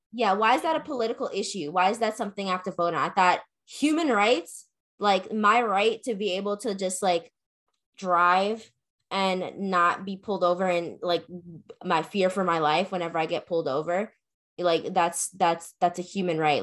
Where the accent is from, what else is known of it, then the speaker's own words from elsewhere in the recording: McDonough, Georgia, United States; I grew up in McDonough